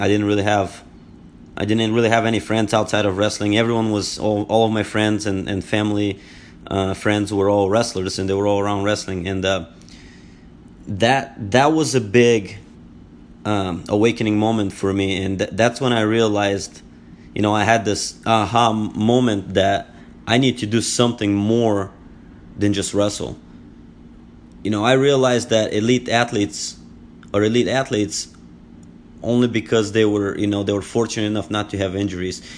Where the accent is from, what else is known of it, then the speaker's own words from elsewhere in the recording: Bulgaria; English is a second language; moved away as an adult; now in United States; I was born and raised, uh, in Bulgaria. Uh, I am from Bulgaria, and I've lived here in the United States for twelve years